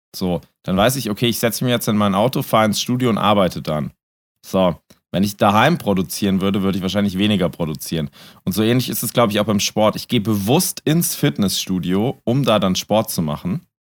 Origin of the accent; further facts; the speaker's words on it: Altleiningen, Rhineland-Palatinate, Germany; also born or lived in Bad Dürkheim; ich komme ja ursprünglich aus Altlein, also aus Bad Dürkheim, meine Eltern sind dann nach Altleining gezogen. Das heißt, ich habe die Hälfte meiner Jugend in Altleining gelebt.